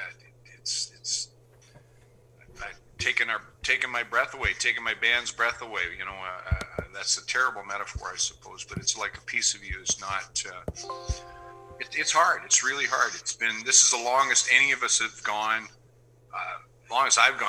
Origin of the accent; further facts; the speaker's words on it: Canada; my home country